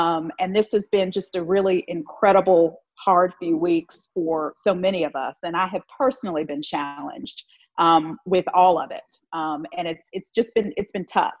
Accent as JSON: {"language": "English", "region": "Virginia", "country": "United States", "moved": "as an adult", "lives_now": "Mississippi, United States", "said": "I'm from Virginia, so I've lived in the South most of my life"}